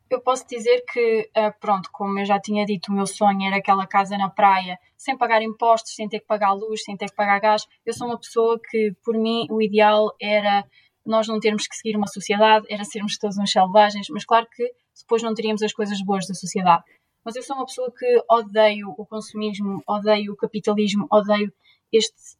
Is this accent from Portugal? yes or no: yes; Leiria, Centro, Portugal; moved away as an adult; also born or lived in Lisbon / Barcelona / Coimbra; now in Groningen, Netherlands; Eu sou de Leiria